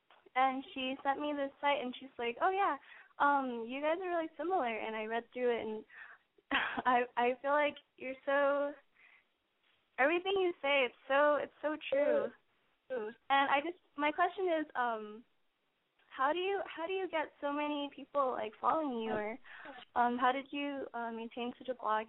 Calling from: Los Angeles, California, United States; I'm 18, and I'm calling from L.A.

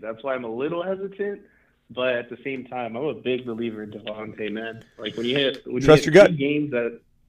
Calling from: California, United States; calling from California.

